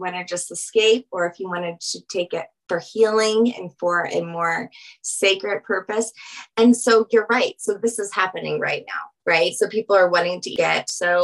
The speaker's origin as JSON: {"language": "English", "region": "Louisiana", "country": "United States", "moved": "yes", "lives_now": "Aurora, Colorado, United States", "said": "I am from Louisiana"}